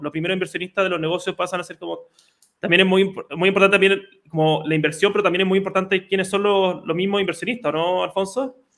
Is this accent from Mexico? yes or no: no; Chile; Somos un país de 18 millones de habitantes, pero ya como chilenos